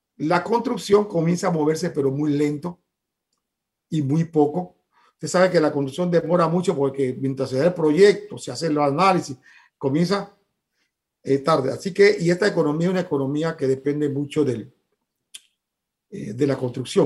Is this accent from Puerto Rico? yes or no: no; Panama; como panameños